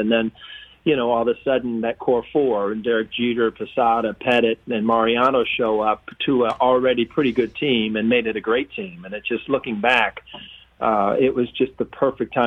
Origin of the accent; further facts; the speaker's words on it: Midwest, United States; I grew up in the Midwest